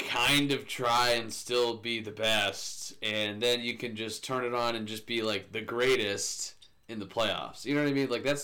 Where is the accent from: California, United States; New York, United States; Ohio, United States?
Ohio, United States; growing up in Ohio